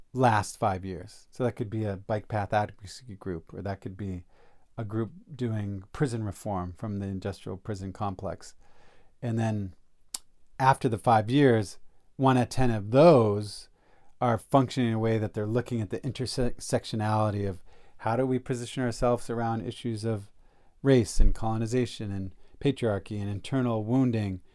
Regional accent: East Coast, United States; I'm from the East Coast, so went back east

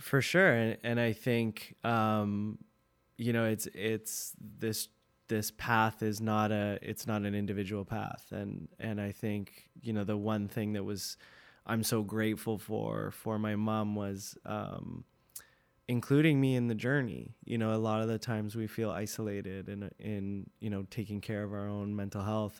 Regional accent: North Vancouver, British Columbia, Canada; loved growing up in Deep Cove

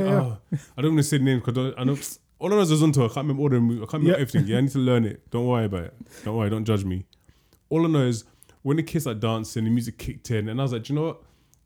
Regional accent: London, United Kingdom; We grew up in London.

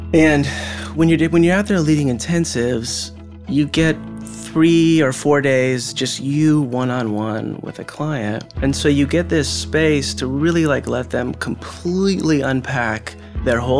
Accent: Pacific Northwest, United States; moved away as an adult; now in Nashville, United States; grew up in the Pacific Northwest.

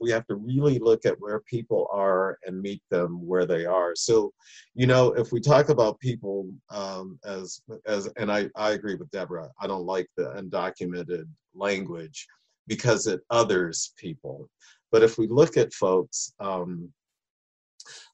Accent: Michigan, United States; moved away as an adult; also born or lived in the South (US); I'm from Michigan originally

